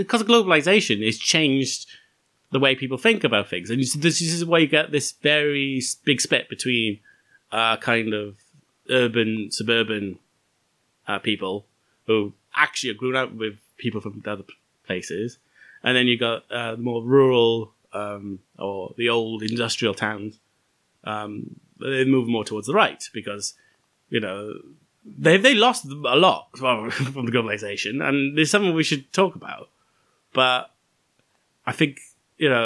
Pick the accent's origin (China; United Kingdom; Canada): United Kingdom; Wales; being Welsh.